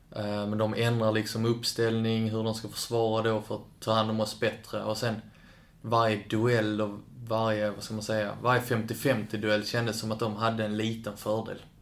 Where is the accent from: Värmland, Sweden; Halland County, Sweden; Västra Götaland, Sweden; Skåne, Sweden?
Skåne, Sweden; Kävlinge; also born or lived in Lund; I Kävlinge. Eller i Lund då på BB, men jag är uppvuxen i Kävlinge